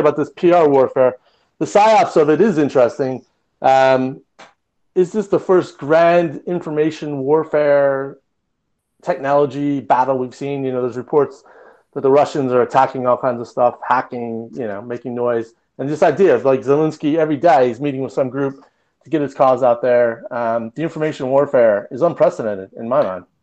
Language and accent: English; Michigan, United States; moved away; also born or lived in Southern California; growing up in Michigan